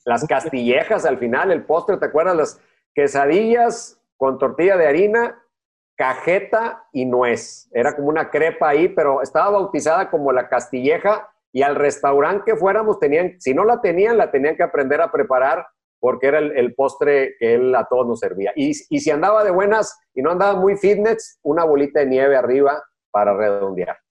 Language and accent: Spanish; Monterrey, Nuevo León, Mexico; yo me considero mexicano porque más allá de donde nací, pues todo lo que tengo memoria es desde que llegué a Monterrey hasta la fecha.